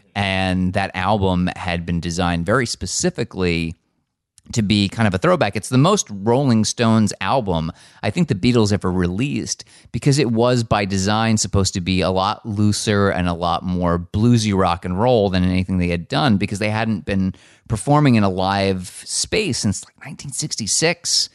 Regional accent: United States; I grew up in America

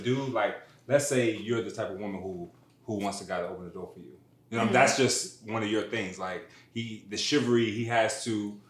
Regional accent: Maryland, United States; moved away as an adult; now in Atlanta, United States; I'm originally from Maryland. Reside in Atlanta. I've been here since 2007.

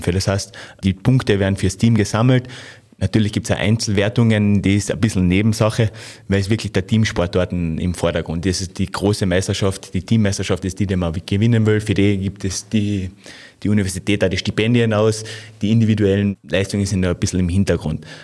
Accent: Carinthia, Austria; Ja, ich bin am Ossiacher See aufgewachsen, also von dem

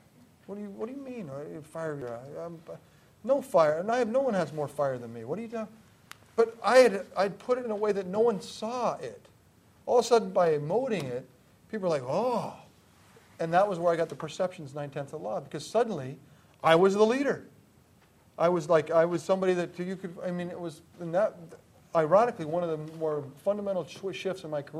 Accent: Greenwich, Connecticut, United States; I grew up in Greenwich, Connecticut, and Greenwich is not the hotbed of football. It's a bedroom community of New York, more known for golf and tennis than football.

